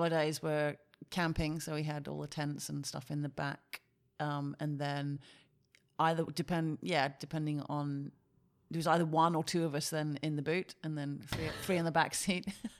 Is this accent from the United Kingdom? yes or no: yes; Wales, United Kingdom; In the UK, in Mid Wales.